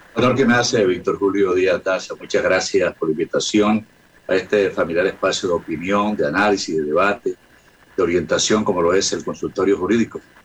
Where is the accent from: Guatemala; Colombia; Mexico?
Colombia; Magangué, Bolívar; nací en Magangue, a orillas del río Magdalena, en el sur del departamento de Bolívar